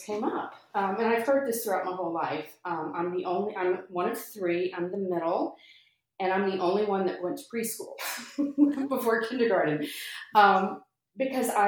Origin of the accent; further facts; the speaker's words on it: Germantown, Tennessee, United States; now in Alpharetta, United States; I'm from Germantown, Tennessee originally.